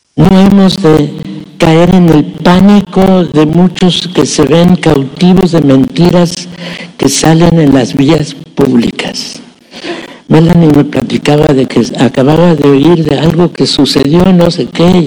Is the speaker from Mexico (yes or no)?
yes; Mexico; Nuestra ciudadanía legalmente la tenemos que reconocer como ciudadanía mexicana